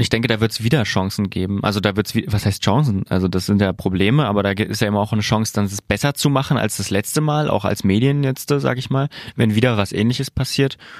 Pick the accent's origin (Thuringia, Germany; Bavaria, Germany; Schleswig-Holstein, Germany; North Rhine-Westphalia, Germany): Thuringia, Germany; southern; da, wo ich herkomme, aus Südthüringen